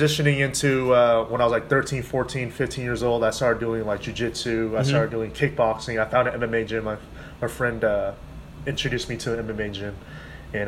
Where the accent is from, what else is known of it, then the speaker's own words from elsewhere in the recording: Wichita, Kansas, United States; also born or lived in Florida; I was born and raised here in Wichita, Kansas